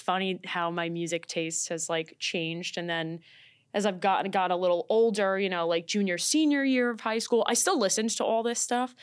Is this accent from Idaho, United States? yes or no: no; New York City, New York, United States; I'm from Staten Island